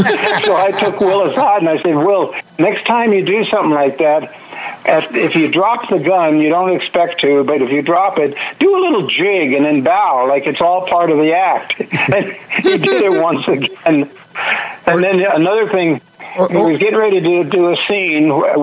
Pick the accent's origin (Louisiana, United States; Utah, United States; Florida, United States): Florida, United States; moved away as an adult; also born or lived in California; We moved here a year and a half ago, but I was being born and raised in Florida.